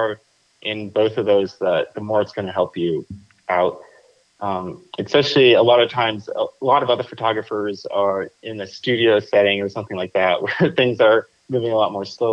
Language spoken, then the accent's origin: English; Plano, Texas, United States; moved away as an adult; also born or lived in Queens, New York / Pennsylvania; now in Albuquerque, United States; I moved shortly after to Dallas, Texas area, Plano, Texas, when I was about 2 years old